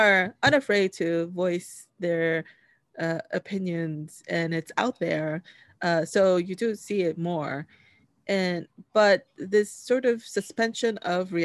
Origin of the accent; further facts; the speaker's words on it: New York, United States; I grew up in New York